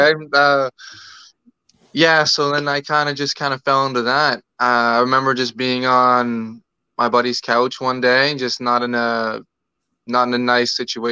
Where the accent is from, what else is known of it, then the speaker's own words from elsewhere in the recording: Toronto, Ontario, Canada; I grew up in Rexdale